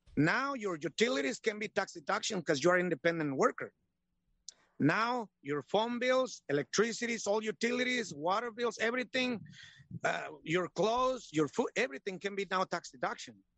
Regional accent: Michoacán, Mexico; now in United States; I'm Mexican. Yeah. Born in Michoacan, Mexico.

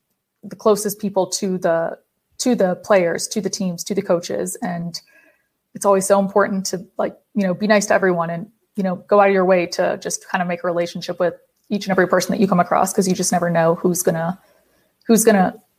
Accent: Atlanta, Georgia, United States; I'm originally from Atlanta. So I obviously like going to Atlanta because I'm able to see my family.

